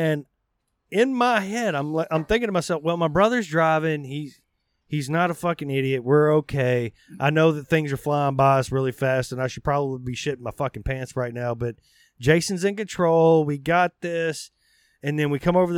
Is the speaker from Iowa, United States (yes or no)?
no; Arkansas, United States; I grew up in Arkansas